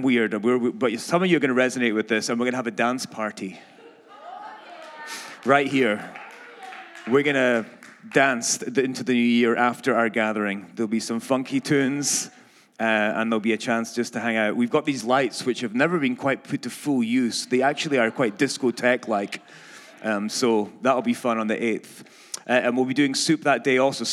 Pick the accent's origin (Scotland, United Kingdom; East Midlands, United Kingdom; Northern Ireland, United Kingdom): Scotland, United Kingdom; accent: Scottish; moved away